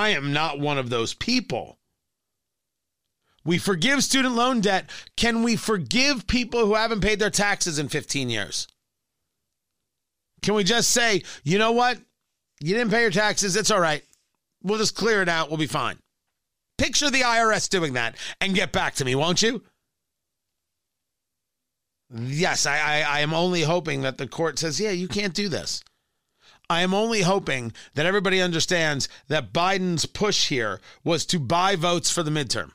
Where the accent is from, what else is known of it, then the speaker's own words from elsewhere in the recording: New Jersey, United States; when I was growing up in New Jersey.